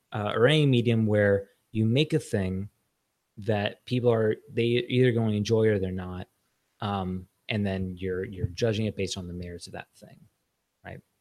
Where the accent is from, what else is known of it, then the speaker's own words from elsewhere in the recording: Los Angeles, California, United States; I grew up in in Los Angeles.